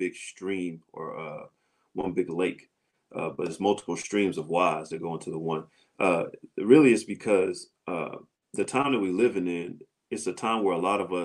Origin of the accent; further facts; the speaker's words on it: St. Louis, Missouri, United States; moved away; I'm from St. Louis, Missouri originally